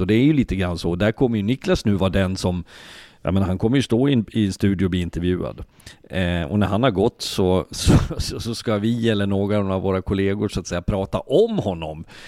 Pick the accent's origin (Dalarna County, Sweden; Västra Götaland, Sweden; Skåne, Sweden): Dalarna County, Sweden; Leksand; Jag är född och uppvuxen i Leksand, bor i Leksand